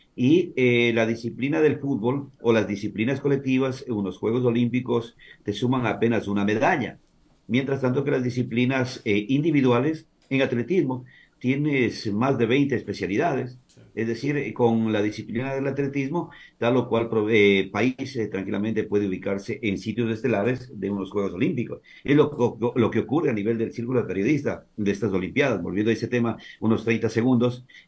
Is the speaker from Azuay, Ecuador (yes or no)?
yes; Cochapata, Azuay, Ecuador; also born or lived in Santo Domingo de los Tsáchilas; now in Santo Domingo, Ecuador; Yo soy un azuayo, soy nacido en un pueblito donde la gente nos dice que el sol sale con poncho, eh, un pueblito de, de fronterizo de Azuay con Zamora Chinchipe, allá por eh, la zona del Azuay, se llama Cochapata. Eh, desde allá hace muchísimos años vinimos a Santo Domingo de los Sáchiras con mi familia